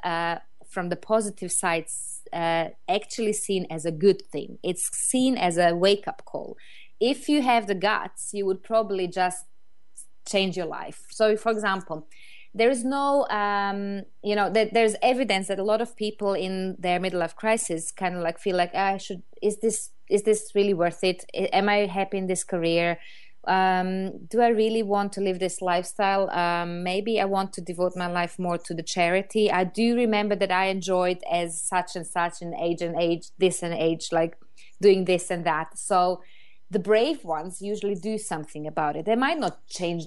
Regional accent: Croatia; English is a second language; moved away as an adult; now in London, United Kingdom; I moved from Croatia, where I come originally from, to London, which is a huge city

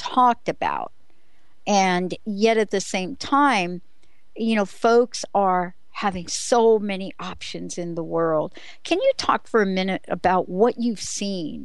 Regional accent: New York City, New York, United States; moved away; a girl growing up on the East Coast from the Bronx

